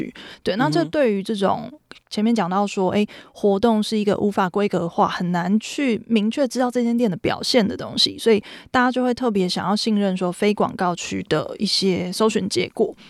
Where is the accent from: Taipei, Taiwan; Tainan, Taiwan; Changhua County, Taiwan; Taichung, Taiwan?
Taipei, Taiwan; 我是台北人，一路在台北长大